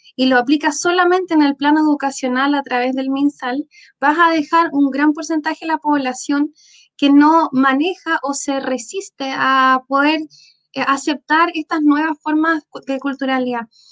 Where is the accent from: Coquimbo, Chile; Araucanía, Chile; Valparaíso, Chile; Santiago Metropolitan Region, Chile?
Valparaíso, Chile; now in Puerto Aysén, Chile; yo originalmente soy de Valparaíso, eh, una, una ciudad que tiene cultura por todos sus rincones